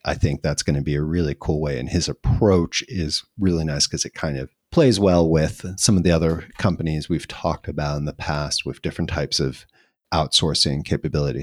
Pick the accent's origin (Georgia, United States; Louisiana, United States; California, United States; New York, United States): New York, United States; I'm a New Yorker.